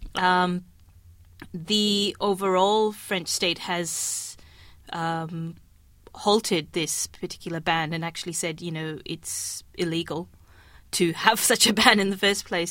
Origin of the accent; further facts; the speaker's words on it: Kenya; I was growing up in Kenya